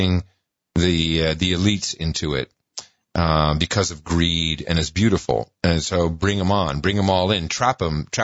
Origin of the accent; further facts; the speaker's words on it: Amsterdam, North Holland, Netherlands; now in United States; I grew up in Amsterdam